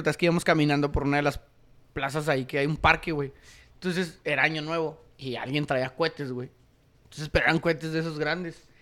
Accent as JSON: {"language": "Spanish", "town": "Ciudad Juárez", "region": "Chihuahua", "country": "Mexico"}